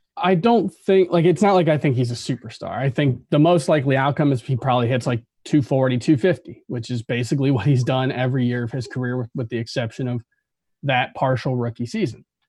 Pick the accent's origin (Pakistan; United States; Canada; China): United States; South Florida; we're both from South Florida